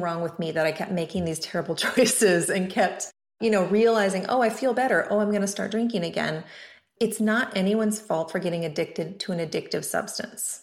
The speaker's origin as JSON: {"language": "English", "region": "Montana", "country": "United States", "tie": "born or raised there", "also_born_or_lived": "California", "moved": "yes", "lives_now": "Oregon, United States", "said": "I grew up in Montana"}